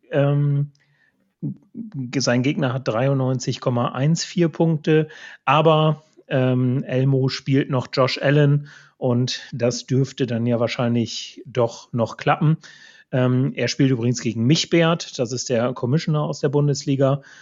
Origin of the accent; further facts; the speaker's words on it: East Frisia, Lower Saxony, Germany; ich komme ja hier aus Ostfriesland